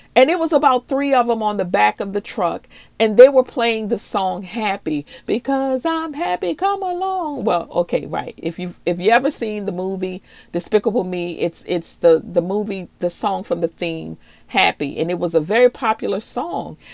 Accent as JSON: {"language": "English", "town": "New Orleans", "region": "Louisiana", "country": "United States", "tie": "born or raised there", "also_born_or_lived": "Maryland", "moved": "yes", "said": "I'm originally from New Orleans and I was also raised in Maryland in the DMV area"}